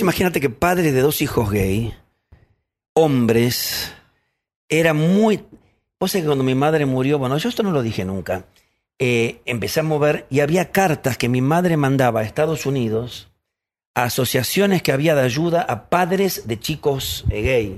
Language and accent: Spanish; Buenos Aires, Argentina; Yo nací acá en Buenos Aires, nací ahí y, a ver, tuve una vida bellísima con mi hermano y con mis padres